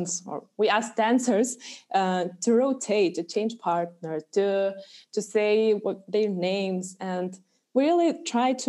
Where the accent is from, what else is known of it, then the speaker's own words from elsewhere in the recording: Alytus, Alytus County, Lithuania; it's my hometown.